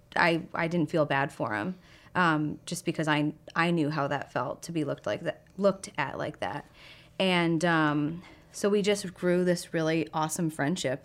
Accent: Boston, Massachusetts, United States; I am from Boston. Um, I grew up right outside the city

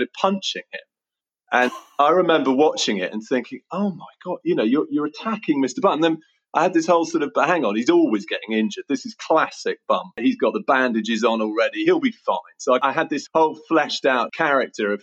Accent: Oxford, South East England, United Kingdom; I grew up in Summertown in Oxford, and I now live about a mile from Summertown in Oxford.

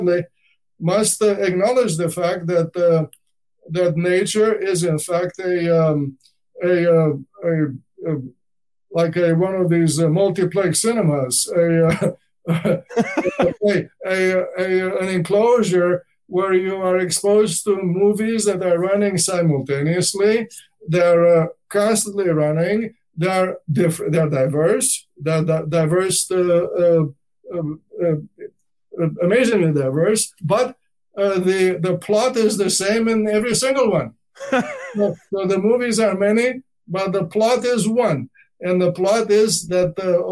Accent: Danube Delta, Romania; I grew up in the Danube Delta

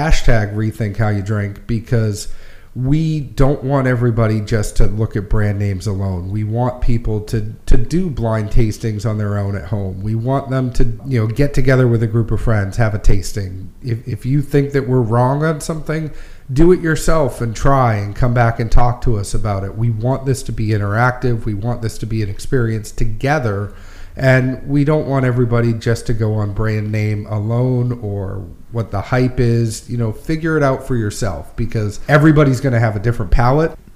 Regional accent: New England, United States; moved away as an adult; also born or lived in Kentucky; now in Nashville, United States; I'm originally from New England and then moved to Kentucky and then moved to Nashville

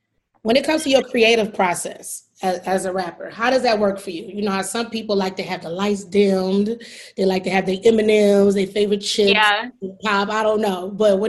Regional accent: Detroit, Michigan, United States; I'm from Detroit. People are like, you're not really from Detroit. You're from Detroit. You're from the outskirts.

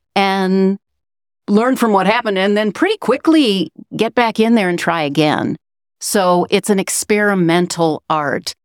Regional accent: Chicago, Illinois, United States; moved away as an adult; now in Matfield Green, United States; I grew up in the Chicago area. I moved to Matfield Green, Kansas in two thousand six

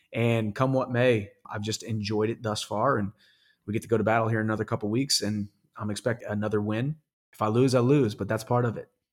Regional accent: Missouri, United States; my home state, University of Missouri

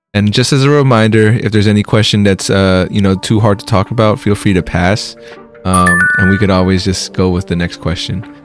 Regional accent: United States; also born or lived in Philippines; I was raised in America. I was born in the Philippines, moved here when I was four, so pretty much American.

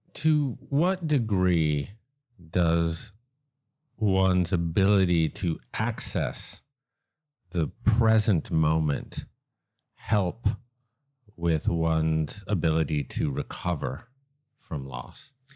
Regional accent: East Coast, United States; now in Los Angeles, United States; I grew up on the East Coast.

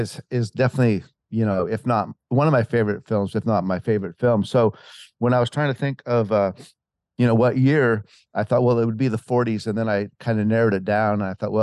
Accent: Montana, United States; moved away as an adult; as you said, I'm from Montana. I came out to Hollywood when I was about 19 years old in 1984, and I went to a music school for about a year.

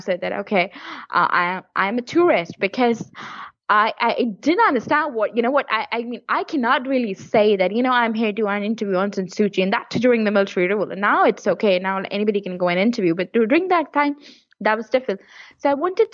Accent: near Kashmir, Jammu and Kashmir, India; moved away; I was born near the Kashmir area

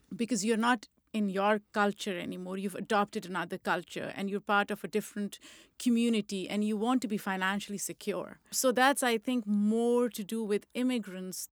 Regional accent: Lahore, Punjab, Pakistan; moved away as an adult; also born or lived in Rawalpindi, Pakistan; now in United States; I was born in Pindi and I was raised in Lahore

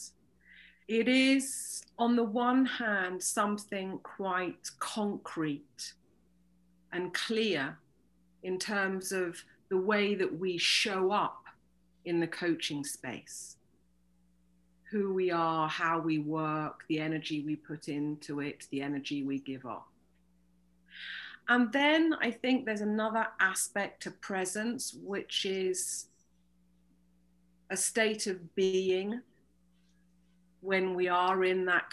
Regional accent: United Kingdom; moved away as an adult; now in Toulouse, France; I'm British, but I'm based in the south of France in Toulouse and have been living here for the past 20 years

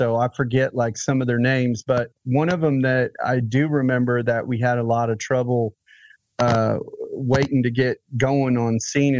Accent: Nashville, Tennessee, United States; Nashville, Tennessee.

